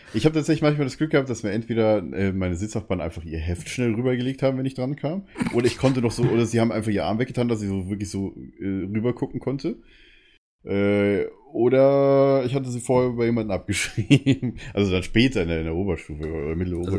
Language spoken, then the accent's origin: German; Munich, Bavaria, Germany; als Münchner ist man dann halt, sage ich es mal, ein bisschen anders